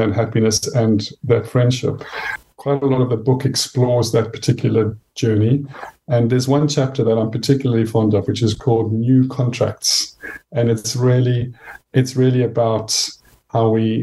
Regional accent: South Africa; I grew up in South Africa, as you can hear from my accent

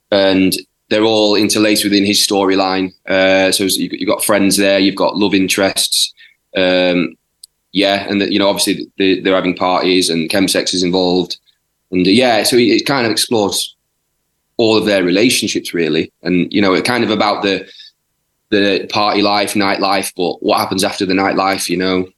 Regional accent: Yorkshire and the Humber, United Kingdom; I'm from South Yorkshire

